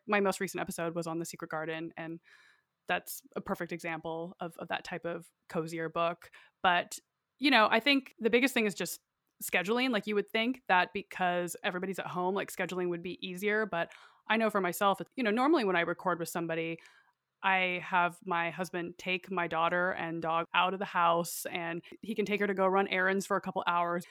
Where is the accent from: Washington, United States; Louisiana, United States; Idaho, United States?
Idaho, United States; I, like I said, grew up in a really rural area, it's quite isolated, and I went to school in my small town